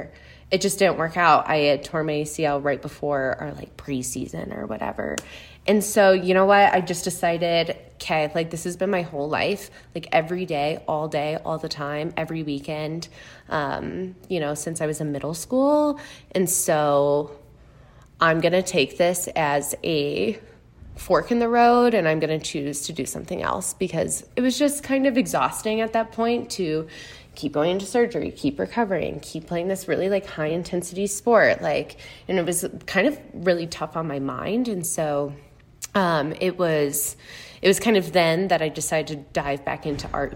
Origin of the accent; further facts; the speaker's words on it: Chicago, Illinois, United States; also born or lived in Missouri; I'm from the Chicago area, so Midwest gal all around